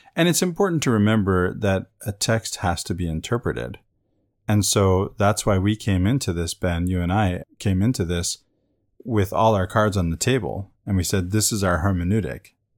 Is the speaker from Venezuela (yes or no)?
yes; Venezuela; where I grew up in Venezuela.